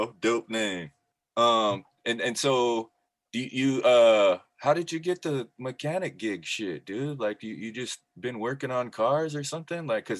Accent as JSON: {"language": "English", "area": "Nez Perce reservation", "region": "Idaho", "country": "United States", "tie": "born or raised there", "said": "because I'm Native American, I'm Nez Perce, I grew up on my reservation in Idaho"}